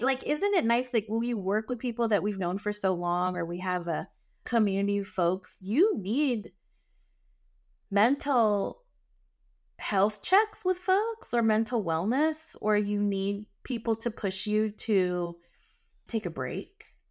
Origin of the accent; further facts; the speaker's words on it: Northern California, United States; also born or lived in San Francisco; when I was transitioning from Southern California to come here to San Francisco and back home to Northern California